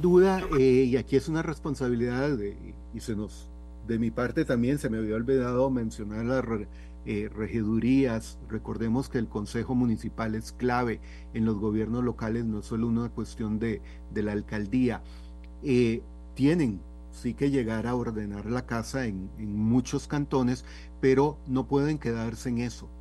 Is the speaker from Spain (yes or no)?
no; Costa Rica; also born or lived in San Rafael de Heredia; como costarricenses